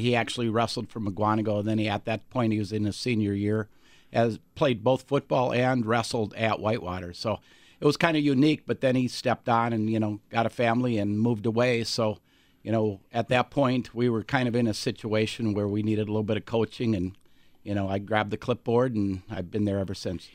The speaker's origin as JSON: {"language": "English", "town": "Alexandria", "region": "Minnesota", "country": "United States", "tie": "born or raised there", "moved": "yes", "said": "I grew up in Alexandria, Minnesota"}